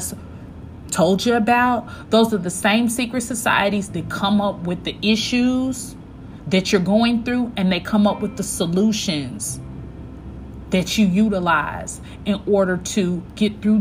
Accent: Kansas City, Missouri, United States; also born or lived in Atlanta, Georgia; now in Houston, United States; I'm from Kansas City, Missouri.

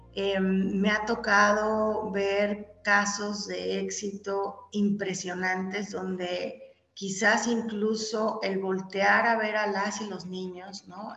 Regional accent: Mexico; los mexicanos somos únicos

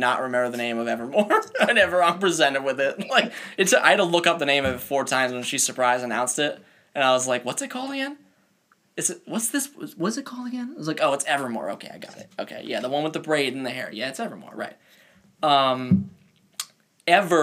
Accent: Rhode Island, United States; everybody knows I love my home state

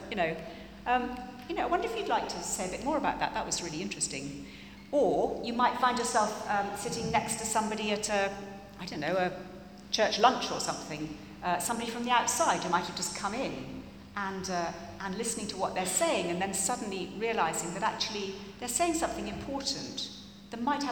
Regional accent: England, United Kingdom; we're English

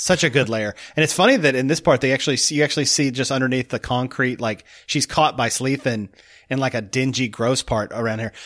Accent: United States; me as an American

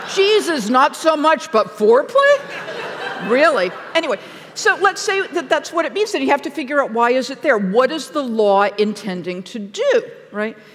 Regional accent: Massachusetts, United States; moved away; I'm from Massachusetts

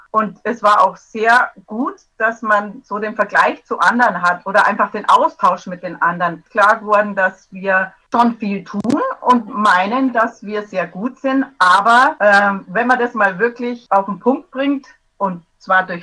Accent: Bavaria, Germany; aus Bayern vom schönen Ammersee in der Nähe von München.

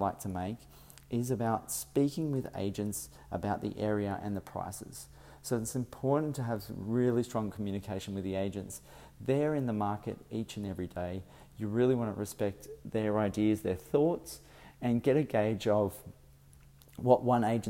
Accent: Sydney, New South Wales, Australia; As I am from Sydney, I've come up to Brisbane

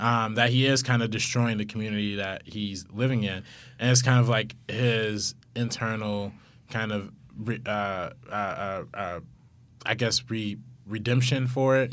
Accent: Compton, California, United States; we're both from Compton, so, like, we live right down the street from each other

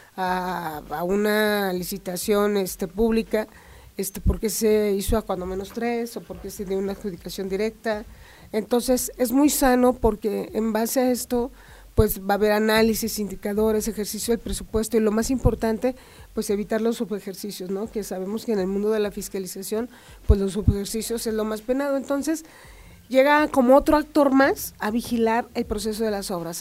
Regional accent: Zacatecas, Mexico; yo soy zacatecana

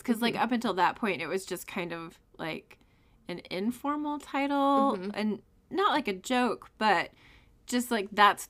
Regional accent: United States; I'm an American.

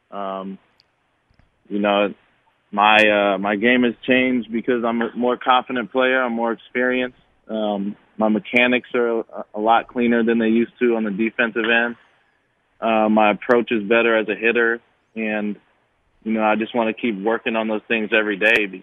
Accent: El Cerrito, California, United States; That's 10 minutes from my hometown in El Cerrito, California.

